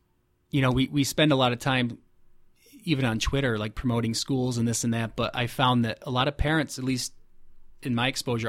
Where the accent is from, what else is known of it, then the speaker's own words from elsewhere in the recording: Fulton, New York, United States; now in Rochester, United States; I'm from Fulton, which is just north of Syracuse, and she's from Buffalo.